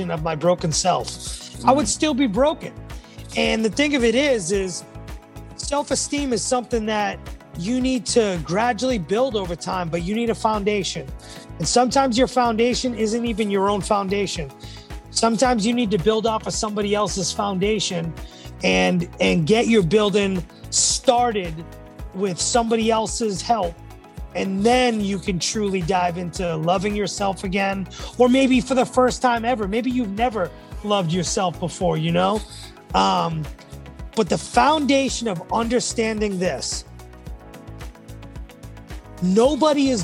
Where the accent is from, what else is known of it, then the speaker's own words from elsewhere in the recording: New England, United States; Growing up in New England